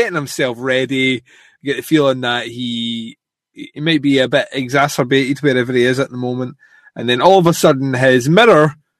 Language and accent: English; United Kingdom